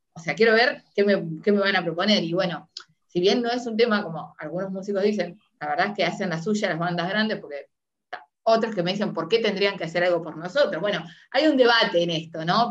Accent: Uruguay; now in Argentina; yo soy uruguaya, ya, muchos saben, soy uruguaya, pero vivo en Argentina hace mucho

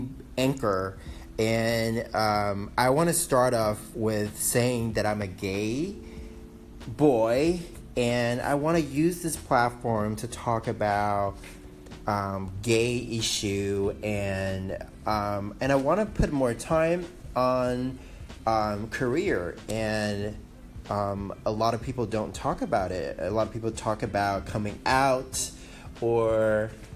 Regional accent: Taiwan; English is a second language; moved away as an adult; also born or lived in Guam; now in Silicon Valley, United States; I was born in Guam, raised in Taiwan.

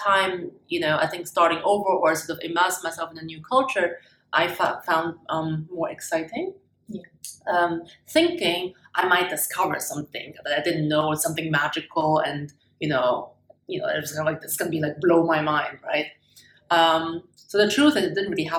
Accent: Germany; English is a second language; moved away as an adult; also born or lived in China / Hong Kong / Munich / Switzerland; I was born in China, and the big first change of my life was when I was 6 years old. That's when my family immigrated to Germany. So I was thrown into a completely new culture, new language and everything. I grew up in Germany

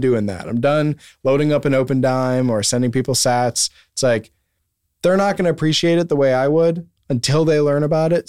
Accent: Wisconsin, United States; moved away; I'm from Wisconsin

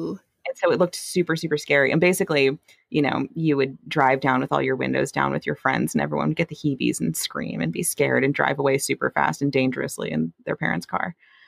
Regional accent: near St. Martin, Mississippi, United States; I'm not from St. Martin. It's the town next to where I'm from.

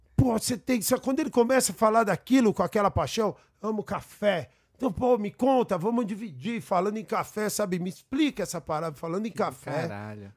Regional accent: São Paulo, Brazil; Eu fui nascido, nascido e criado aqui no Brooklyn

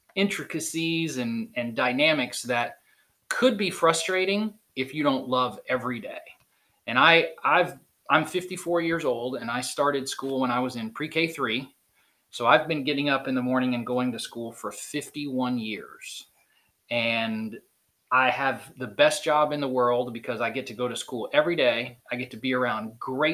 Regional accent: Dunedin, Florida, United States; also born or lived in Birmingham, Alabama; now in Pensacola, United States; I grew up, after I moved from Birmingham, I grew up in a little town on the beach on the west coast of Florida called Dunedin

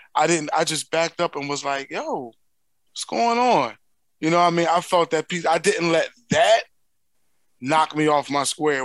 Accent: Philadelphia, Pennsylvania, United States; accent: Philly; my native tongue, which is, you know, my Philly speech

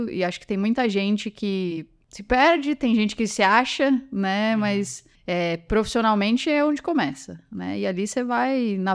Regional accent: São Paulo, Brazil; Eu, eu, sou do interior de São Paulo, então muda para São Paulo

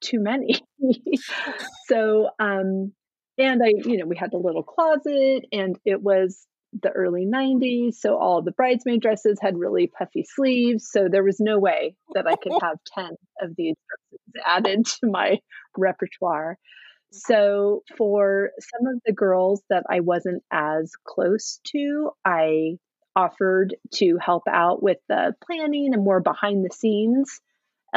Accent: California, United States; moved away as an adult; also born or lived in Oregon / San Francisco Bay Area, California; now in Massachusetts, United States; growing up in California and going to school in Oregon and then moving back to California after school

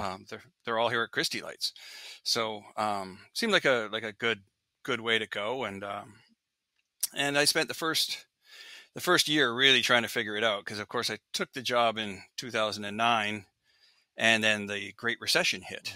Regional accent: Regina, Saskatchewan, Canada; now in Seattle, United States; I grew up in Regina

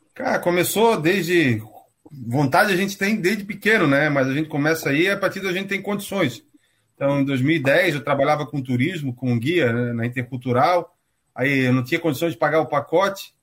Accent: Florianópolis, Santa Catarina, Brazil; accent: manezinho; also born or lived in Curitiba; moro em Florianópolis desde antes de eu nascer, estou aqui até hoje

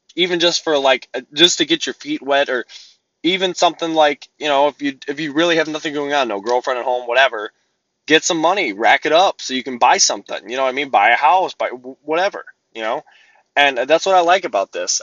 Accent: Midwest, United States; I'm from the Midwest, there's freight everywhere

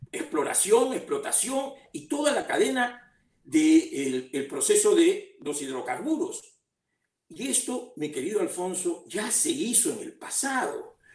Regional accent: Peru; Porque todos somos peruanos, los de provincias y los de Lima

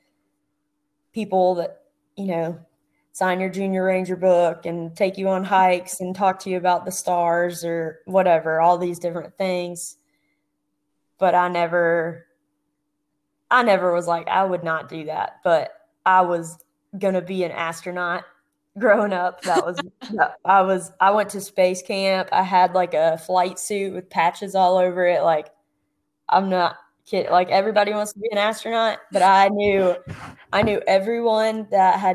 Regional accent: Atlanta, Georgia, United States; moved away as an adult; I grew up outside Atlanta, Georgia, on the east side of town

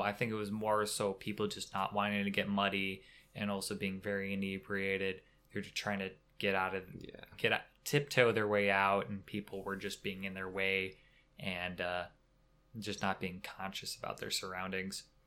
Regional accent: Wisconsin, United States; we're from Wisconsin

